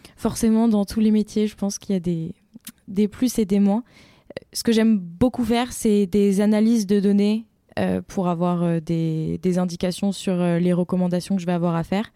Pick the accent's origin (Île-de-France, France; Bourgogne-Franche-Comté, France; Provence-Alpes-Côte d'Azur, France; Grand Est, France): Île-de-France, France; Rambouillet; also born or lived in Montpellier; je suis originaire d'Île-de-France, euh, plus précisément de Rambouillet